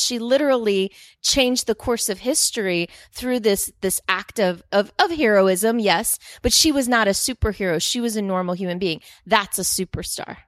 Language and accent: English; Dominican Republic; moved away; I grew up in the Dominican Republic